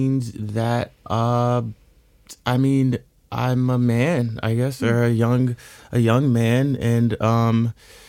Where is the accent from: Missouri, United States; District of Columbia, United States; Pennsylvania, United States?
District of Columbia, United States; Washington; also born or lived in Chicago / Los Angeles; now in New York, United States; I was born in Washington, D.C.